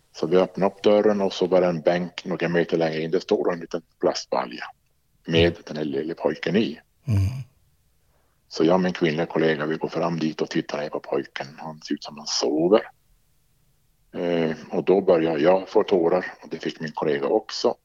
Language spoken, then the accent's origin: Swedish; Arjeplog, Norrbotten County, Sweden; moved away as an adult; also born or lived in Boden / Jönköping / Stockholm / Luleå; Jag är uppvuxen i Arjeplog.